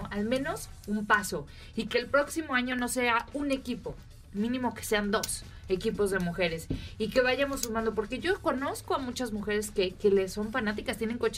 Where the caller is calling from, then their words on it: Mexico City, Mexico; de la Ciudad de México.